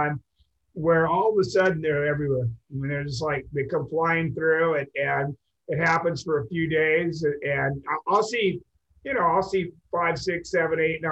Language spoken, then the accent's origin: English; Seattle, Washington, United States; moved away; I'm from Seattle originally